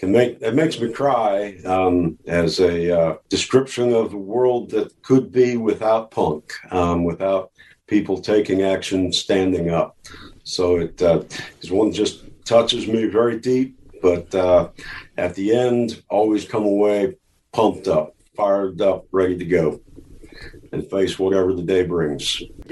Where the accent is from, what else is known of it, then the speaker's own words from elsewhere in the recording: Rapid City, South Dakota, United States; Originally, Rapid City, South Dakota.